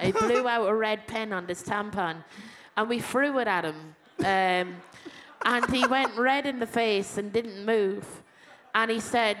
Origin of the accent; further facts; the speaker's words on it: Westmeath, Leinster, Ireland; now in London, United Kingdom; I'm from Westmead